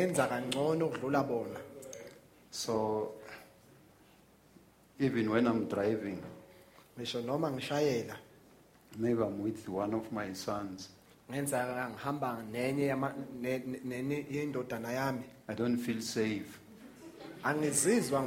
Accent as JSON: {"language": "English", "town": "Witbank", "region": "Mpumalanga", "country": "South Africa", "tie": "born or raised there", "moved": "yes", "said": "Witbank is my hometown"}